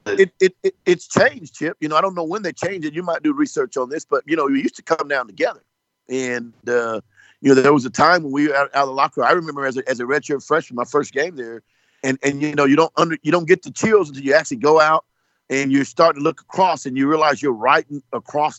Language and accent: English; Lawton, Oklahoma, United States; I grew up in Lawton, Oklahoma